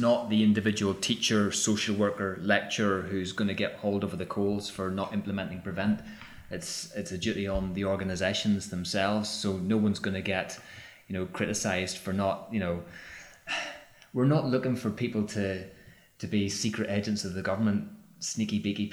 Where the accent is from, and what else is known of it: Northern Ireland, United Kingdom; born or raised there; moved away